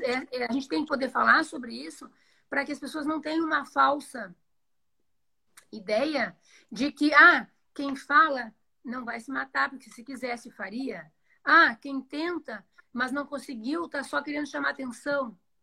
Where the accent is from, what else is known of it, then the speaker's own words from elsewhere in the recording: Rio Grande do Sul, Brazil; moved away as an adult; now in Joinville, Brazil; eu sou do Rio Grande do Sul, fiz minha formação lá, mas já moro em Joinville tem 18 anos.